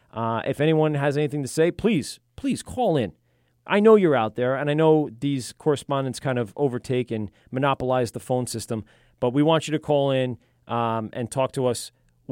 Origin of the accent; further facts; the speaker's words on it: Amityville, New York, United States; I grew up in that Amityville.